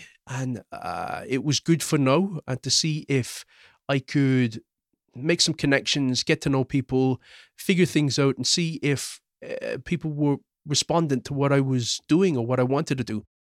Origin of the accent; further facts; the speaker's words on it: Croydon, London, United Kingdom; born there; Where was I born? I was actually born in London, in Croydon. I was born in Mayday Hospital.